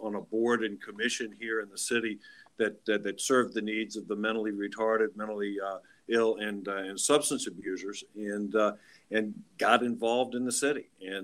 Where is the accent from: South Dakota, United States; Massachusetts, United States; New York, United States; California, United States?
South Dakota, United States; also born or lived in Milwaukee, Wisconsin; now in Alexandria, United States; I'm originally from South Dakota, and my father was chief of staff for George McGovern, who was a former senator from the state of South Dakota